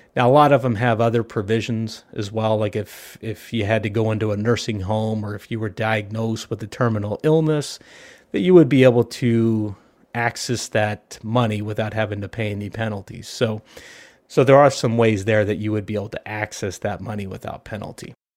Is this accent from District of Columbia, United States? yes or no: no; Southern California, United States; I grew up here in Southern California.